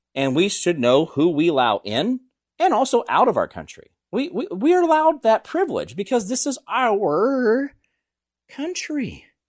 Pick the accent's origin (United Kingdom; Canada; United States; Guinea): United States; I was born in America